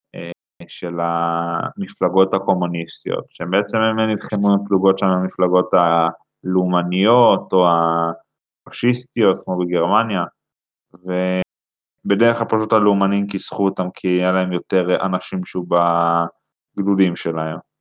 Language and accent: Hebrew; Central District, Israel; אני מהמרכז, 21